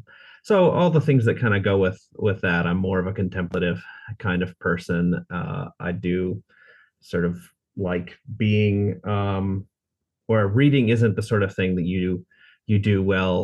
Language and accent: English; United States; moved away as an adult; now in Munich, Germany; I've lived here for almost 20 years, but I grew up in the States